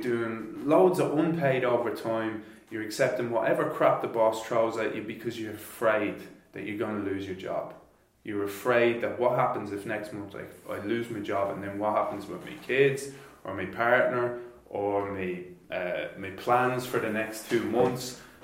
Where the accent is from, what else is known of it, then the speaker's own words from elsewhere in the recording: Ireland; moved away as an adult; now in Germany; I come from Ireland I came here four years ago